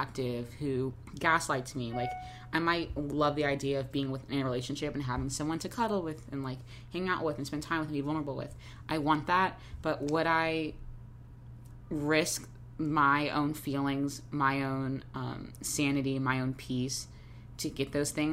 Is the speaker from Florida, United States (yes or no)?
yes; Jacksonville, Florida, United States; I'm from the South, I'm from Jacksonville